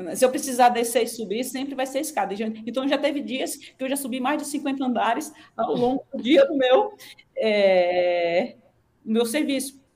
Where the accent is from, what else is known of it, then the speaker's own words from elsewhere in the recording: Aracaju, Sergipe, Brazil; moved away as an adult; now in Ribeirão Preto, Brazil; eu sou de Aracaju, então tinha a orla para eu correr